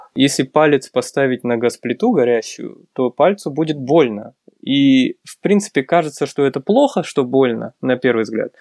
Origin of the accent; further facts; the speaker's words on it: Karaganda, Karaganda Region, Kazakhstan; moved away as an adult; also born or lived in New York / California; now in Almaty, Kazakhstan; Я из Караганды родом, э, учился, в принципе, школу всё закончил здесь